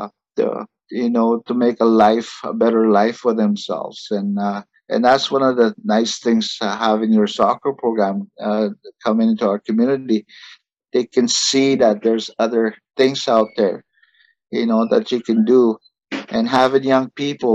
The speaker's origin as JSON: {"language": "English", "country": "Canada", "second_language": "English"}